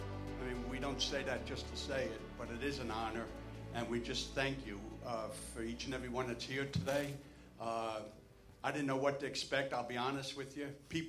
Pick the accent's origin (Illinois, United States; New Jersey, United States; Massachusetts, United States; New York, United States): New Jersey, United States; moved away; I was originally from New Jersey. And 53 years, so I know all about New Jersey.